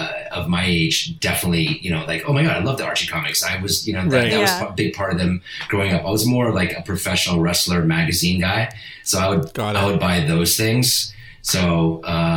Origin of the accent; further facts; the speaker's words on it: Italy; first language Italian; English is a second language; moved away; also born or lived in Spain; I was born in Spain, but my mom's Italian, and we moved to Italy soon after that. I think I was in Spain for like 2 weeks, and my first language is Italian